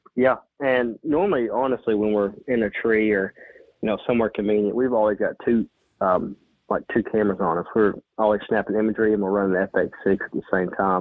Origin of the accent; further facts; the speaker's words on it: Western Kentucky, United States; I'm from Western Kentucky.